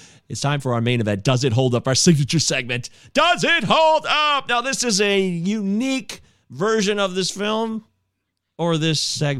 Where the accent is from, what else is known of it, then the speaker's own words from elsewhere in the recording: Michigan, United States; also born or lived in Livonia, Michigan; Did you know we're Michiganders? Oh, yeah. I live in Livonia.